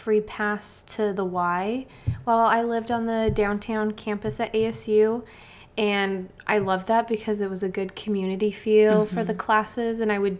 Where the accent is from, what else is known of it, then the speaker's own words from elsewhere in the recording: Arizona, United States; I grew up in Arizona.